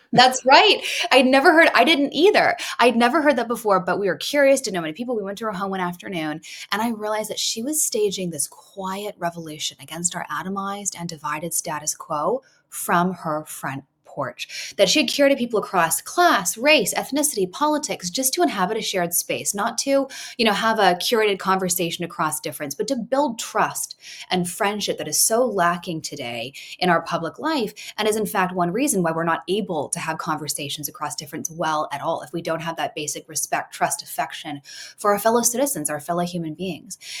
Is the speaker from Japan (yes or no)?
no; Canada; So I was I was raised in Canada. I, I, grew up in Canada